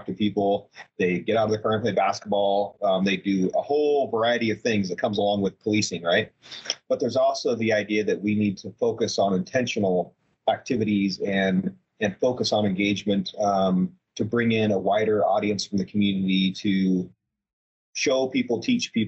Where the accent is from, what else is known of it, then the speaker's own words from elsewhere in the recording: Portland, Oregon, United States; moved away as an adult; now in Bend, United States; I was born and raised in Portland, so on the non-sunny side of the mountains.